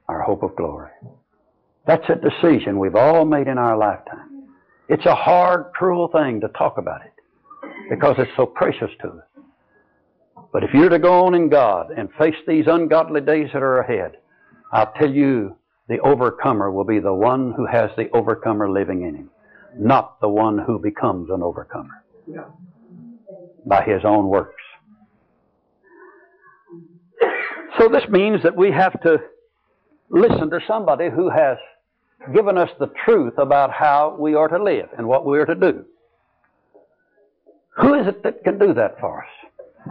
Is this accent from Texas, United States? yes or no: yes; Texas, United States; I was from Texas.